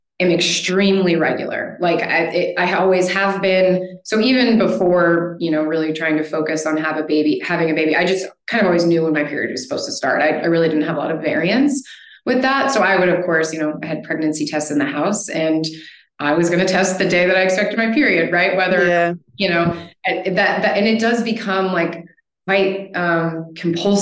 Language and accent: English; United States; accent: American; moved away as an adult; now in Spain; as you can hear from my accent, I'm an American living in Spain